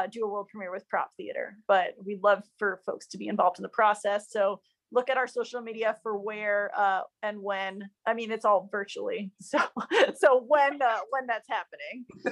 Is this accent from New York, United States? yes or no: no; Chicago, Illinois, United States; also born or lived in Los Angeles, United States; I was born in the United States in Tarongelis and grew up mostly in the suburbs of Chicago.